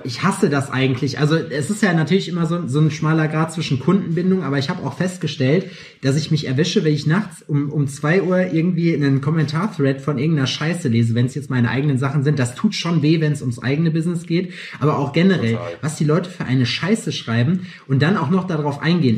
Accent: Lüdenscheid, North Rhine-Westphalia, Germany; moved away; ich bin Sauerländer, kein Pottler, aber ich komme von der Grenze

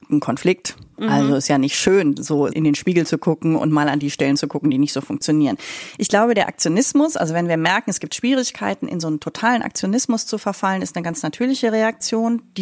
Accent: Germany; als Deutsche ganz besonders.

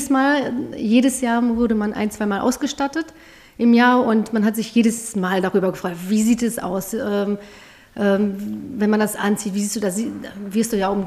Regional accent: Bielefeld, North Rhine-Westphalia, Germany; Bielefeld, Bielefeld genau, aus okay. Bielefeld.

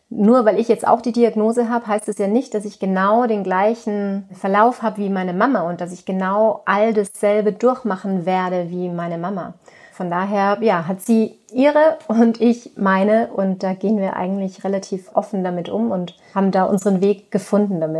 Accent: Tyrol, Austria; now in Germany; Ursprünglich komme ich aus Tirol und da sitze ich übrigens jetzt gerade auch in meinem alten Kinderzimmer und schaue hier schön auf das Kitzbühler Horn.

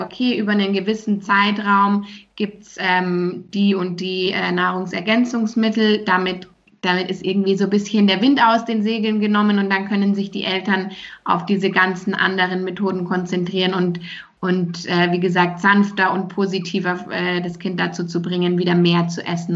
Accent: Germany; bei uns in Deutschland

